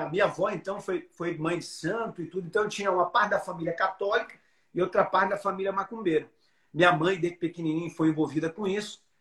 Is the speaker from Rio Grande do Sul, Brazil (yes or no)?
no; Alagoinhas, Bahia, Brazil; now in Fortaleza, Brazil; Sou baiano.